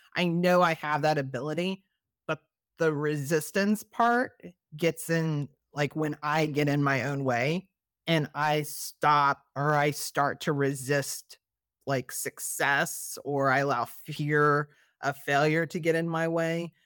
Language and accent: English; Missouri, United States; now in Maryland, United States; I'm originally from Missouri